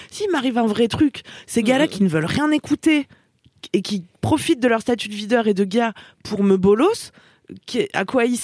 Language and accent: French; Auvergne-Rhône-Alpes, France; Enfin, moi, je viens de, de comment